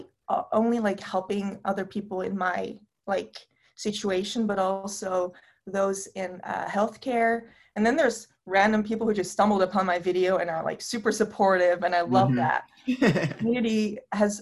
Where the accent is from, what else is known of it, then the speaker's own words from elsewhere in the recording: Netherlands; I'm from the Netherlands